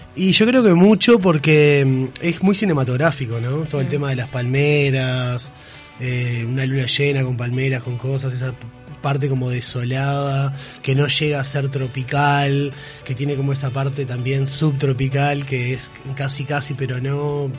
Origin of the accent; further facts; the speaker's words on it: Aguas Dulces, Rocha, Uruguay; Yo de hecho soy de Aguas Dulces